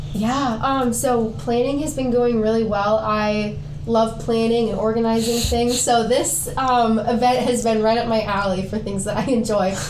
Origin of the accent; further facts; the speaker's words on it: Decorah, Iowa, United States; we're all from Decorah, Iowa